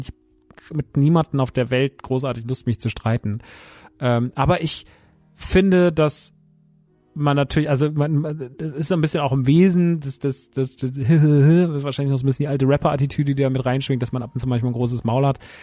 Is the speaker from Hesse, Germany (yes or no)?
yes; Rodgau, Hesse, Germany; wir sind mitten im Rottgau. Wir sind mitten da, wo ich groß geworden bin